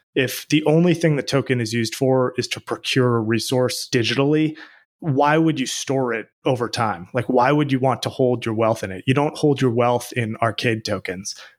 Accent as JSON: {"language": "English", "town": "Boston", "region": "Massachusetts", "country": "United States", "tie": "born or raised there", "said": "I grew up in Boston, where I live now"}